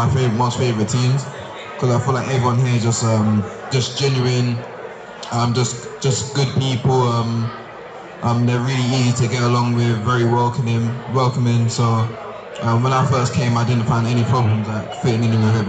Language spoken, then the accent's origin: English; England, United Kingdom; moved away as an adult; now in Statesboro, United States; growing up in England, like everywhere is like fairly close